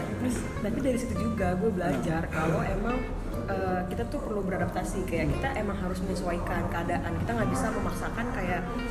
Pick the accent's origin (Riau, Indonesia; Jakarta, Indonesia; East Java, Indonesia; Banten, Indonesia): Jakarta, Indonesia; Aku dari Jakarta.